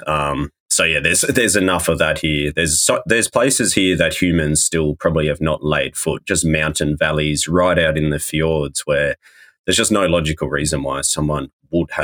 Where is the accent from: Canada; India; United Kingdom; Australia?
Australia; moved away as an adult; now in New Zealand; I'm from Australia originally, but I fell in love with New Zealand the first time I came here and it felt more like home to me than where home technically was. So I had to move here.